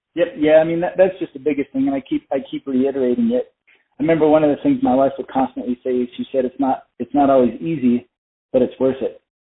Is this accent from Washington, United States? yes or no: no; Flagstaff, Arizona, United States; also born or lived in South Carolina / Colorado; I was born and raised in Arizona, and I, I grew up in Flagstaff.